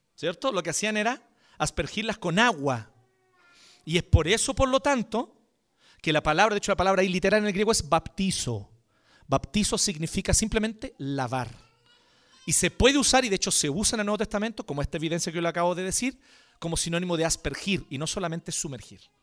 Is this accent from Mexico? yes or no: no; Chile; Antes que chileno